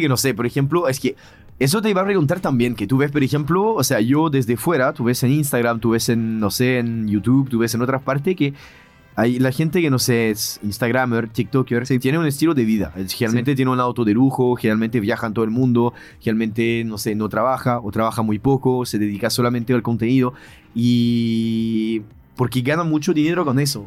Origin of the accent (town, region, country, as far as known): France; now in Chile